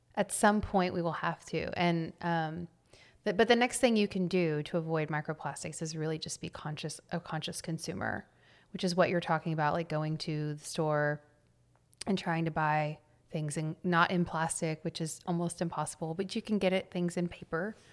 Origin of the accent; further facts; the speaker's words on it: Temple, Texas, United States; I grew up in a small town north of Austin